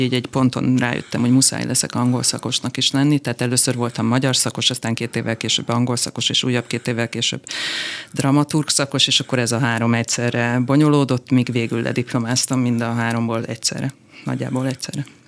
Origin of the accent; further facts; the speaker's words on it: Kaposvár, Somogy, Hungary; Én Kaposváron nőttem föl